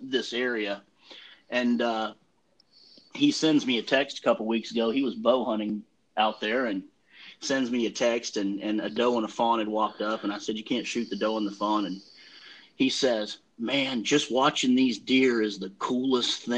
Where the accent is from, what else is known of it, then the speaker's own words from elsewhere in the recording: Douglasville, Georgia, United States; also born or lived in Michigan; I grew up in Douglasville